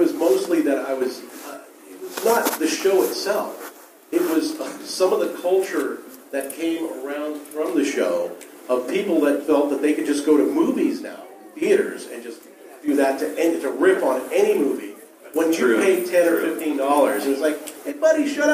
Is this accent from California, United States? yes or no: yes; San Francisco, California, United States; I grew up in San Francisco, and we had lots of theaters in the neighborhood I grew up in.